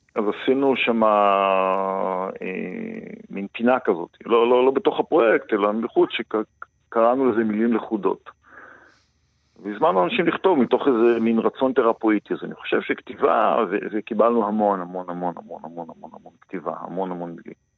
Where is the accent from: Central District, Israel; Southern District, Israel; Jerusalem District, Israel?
Southern District, Israel; Kibbutz Gvulot, western Negev; moved away; אני נולדתי במרחבים האלה וגדלתי בתוכם